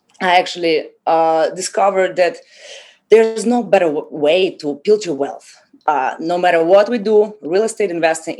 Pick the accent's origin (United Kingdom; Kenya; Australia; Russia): Russia; moved away as an adult; also born or lived in Haiti; now in Miami, United States; I came from Russia 10 years ago after high school.